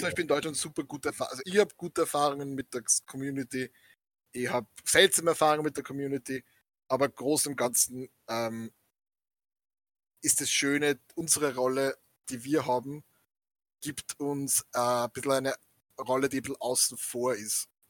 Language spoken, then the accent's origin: German; Austria; wir sind aus Sim-, aus Österreich